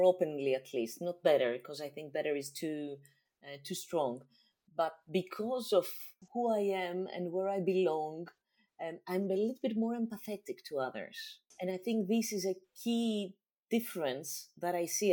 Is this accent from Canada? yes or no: no; Greece; English is a second language; my home country